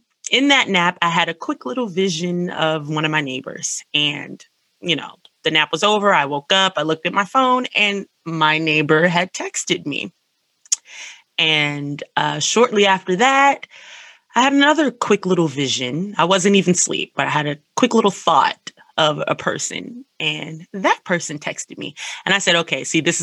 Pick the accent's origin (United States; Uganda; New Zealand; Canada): United States; Washington, District of Columbia; I am an artist from Washington, D.C., and I've been in art school